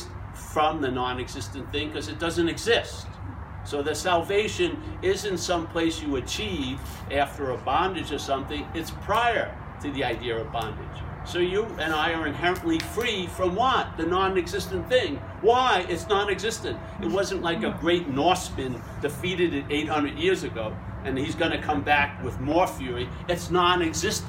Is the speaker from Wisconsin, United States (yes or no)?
no; Long Island, New York, United States; I'm from Long Island, New York